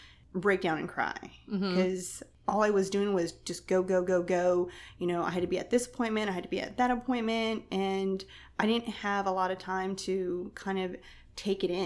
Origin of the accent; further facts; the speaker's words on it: Texas, United States; now in Savannah, United States; I'm originally from Texas. I'm a transplant here